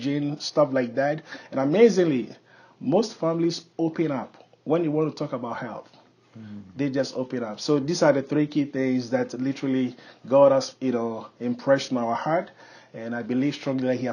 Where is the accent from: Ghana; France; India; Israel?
Ghana; moved away; I was born and raised in Ghana